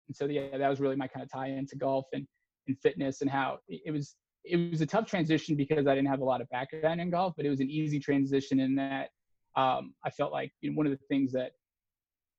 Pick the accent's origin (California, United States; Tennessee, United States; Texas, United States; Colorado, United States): Texas, United States; I grew up in Texas